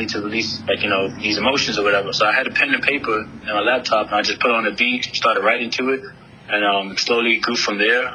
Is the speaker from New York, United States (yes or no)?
yes; New York City, New York, United States; moved away as an adult; also born or lived in Brooklyn / Japan; now in San Diego, United States; I was born in Brooklyn, raised in the Bronx